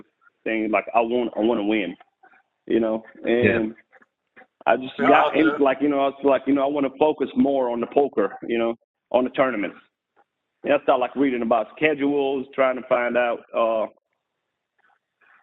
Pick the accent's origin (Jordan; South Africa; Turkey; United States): Jordan; English is a second language; moved away as an adult; I was born and raised in Jordan overseas, the Holy Land